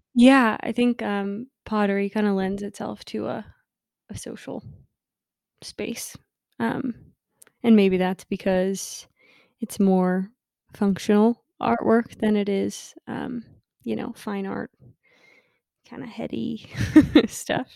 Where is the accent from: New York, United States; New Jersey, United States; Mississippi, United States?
New Jersey, United States; I joined a studio in my hometown in New Jersey, um, Madison Mud